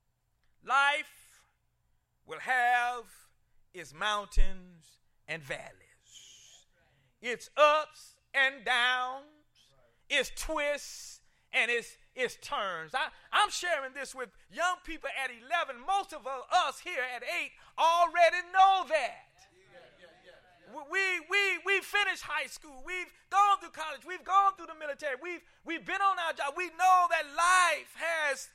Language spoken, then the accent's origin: English; Columbia, South Carolina, United States; the Good Hope, a Missionary Baptist Church where I grew up in Columbia, South Carolina